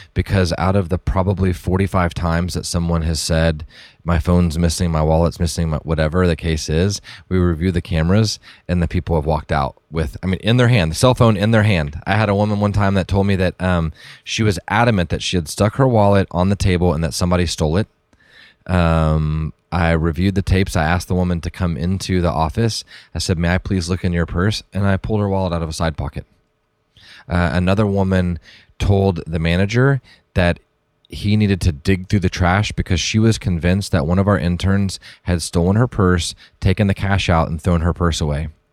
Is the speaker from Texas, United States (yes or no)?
yes; Dallas, Texas, United States; I grew up, um, I grew up in around Dallas